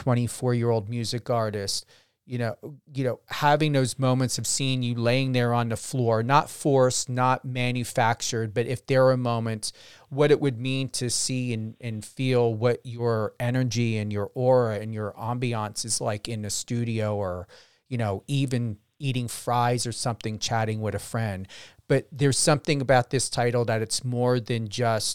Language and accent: English; New Jersey, United States; also born or lived in Las Vegas; I'm from Jersey